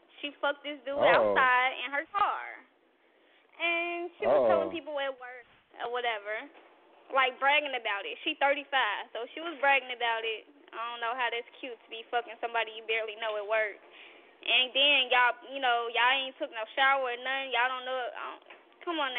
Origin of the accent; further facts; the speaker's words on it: Gary, Indiana, United States; I'm from Gary